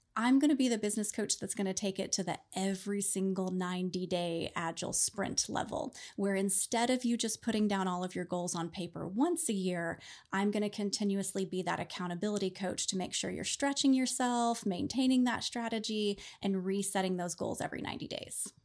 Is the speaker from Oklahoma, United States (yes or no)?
yes; Oklahoma, United States; I was born and raised in Oklahoma